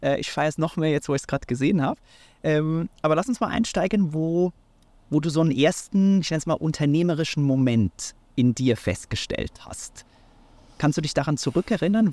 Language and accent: German; Switzerland; moved away; ich bin heute in meiner Heimat, äh, der Schweiz